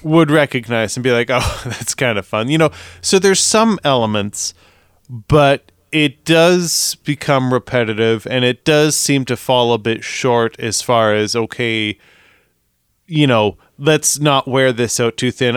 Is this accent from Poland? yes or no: no; Canada; we are Canadian.